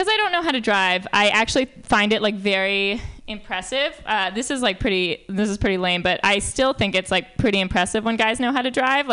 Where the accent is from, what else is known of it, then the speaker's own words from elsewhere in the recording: New York, United States; I'm from New York